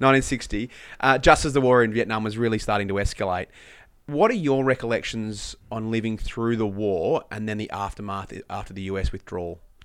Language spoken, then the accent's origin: English; Country Victoria, Australia; I grew up in Country Victoria